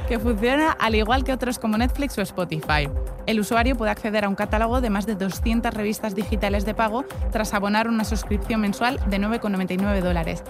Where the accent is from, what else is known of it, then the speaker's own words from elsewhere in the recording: Spain; En España, como tenemos el, inglés regulero